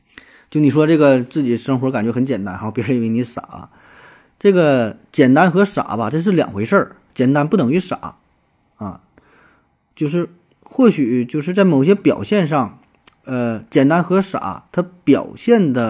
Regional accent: China; 就我们中国人绝大多数人的头发都是黑色的

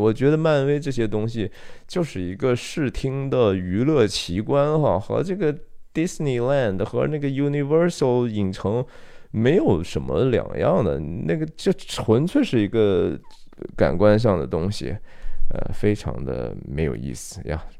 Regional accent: China; 我们中国人

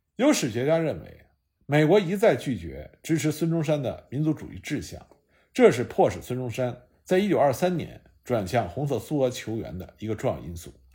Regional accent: China; 我们中国人

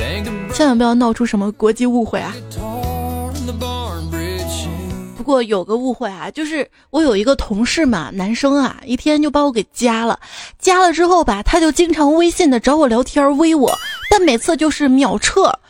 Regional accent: China; 我说不是听出来的，我们中国人不戴绿颜色的运动帽。

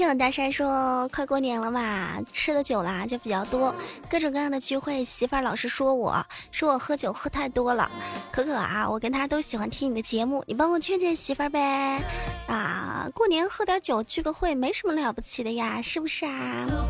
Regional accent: Hubei, China; 我是湖北人

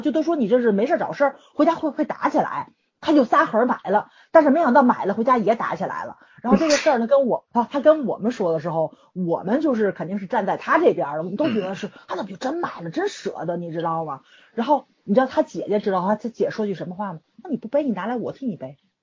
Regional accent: Tianjin, China; 我是天津人嘛

